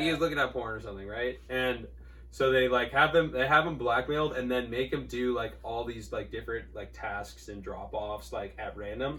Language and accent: English; Newport Beach, California, United States; growing up in Newport